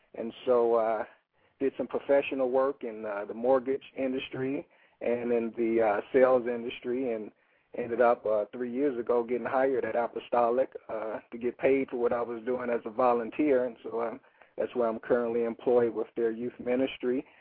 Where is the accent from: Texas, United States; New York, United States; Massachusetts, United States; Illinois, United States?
Illinois, United States; Chicago; my experiences growing up in Woodlawn